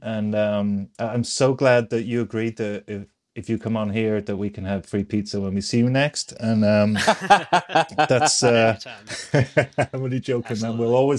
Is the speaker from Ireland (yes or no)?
yes; Ireland; now in United States; I'm from Ireland.